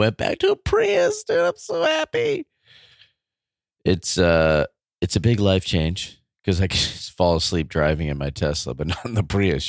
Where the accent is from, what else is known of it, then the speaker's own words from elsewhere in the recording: United States; also born or lived in California; I'm just an American. I'm just a public school teacher in California.